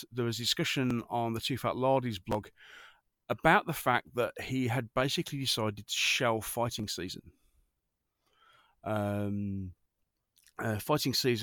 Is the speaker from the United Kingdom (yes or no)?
yes; United Kingdom; I'm a Brit, not an American